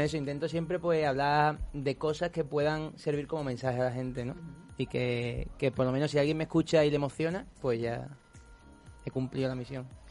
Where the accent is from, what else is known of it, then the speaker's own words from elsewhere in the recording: Cádiz, Andalusia, Spain; moved away as an adult; now in Madrid, Spain; yo soy un chico de Cádiz que está aquí en Madrid estudiando música